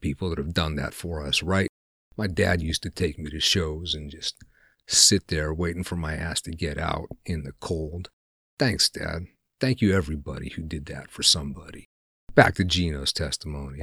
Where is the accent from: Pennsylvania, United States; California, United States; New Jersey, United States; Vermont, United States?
Pennsylvania, United States; We're both from Pennsylvania, which is a no bullshit area